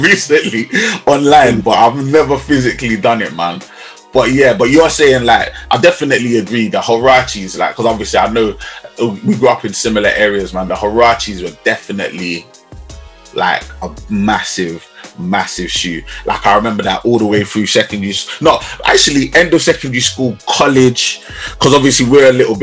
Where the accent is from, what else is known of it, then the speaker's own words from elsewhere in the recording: London, United Kingdom; I grew up in Southeast London